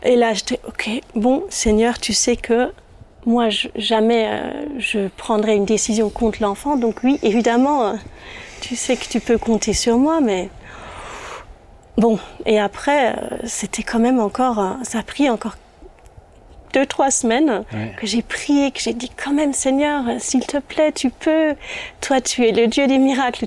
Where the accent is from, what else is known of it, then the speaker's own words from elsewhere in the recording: Germany; first language German; French is a second language; je suis allemande